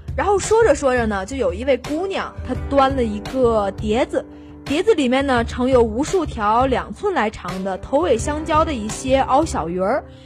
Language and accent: Chinese; Tianjin, China; 作为一个天津人